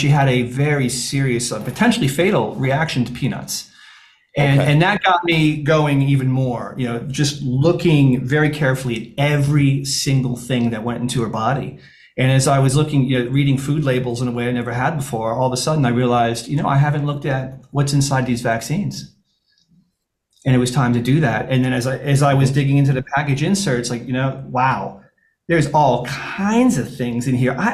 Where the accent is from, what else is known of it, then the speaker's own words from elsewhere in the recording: Syracuse, New York, United States; I'm from Syracuse